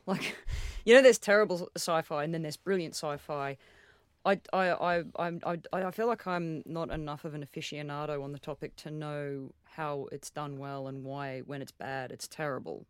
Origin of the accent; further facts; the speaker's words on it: Australia; as an Australian, like my, my grandfather's brother died uh, on the Burma Railway